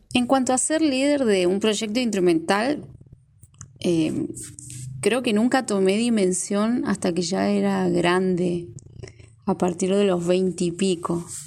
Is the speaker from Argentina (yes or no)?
yes; Neuquén, Argentina; moved away as an adult; now in Formosa, Argentina; soy neuquina, radicada hace ya ocho años en la provincia de Formosa, más precisamente acá en la capital, en la ciudad de Formosa.